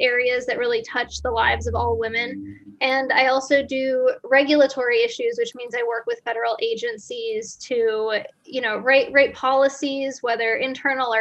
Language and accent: English; United States; also born or lived in Florida; I'm from the States.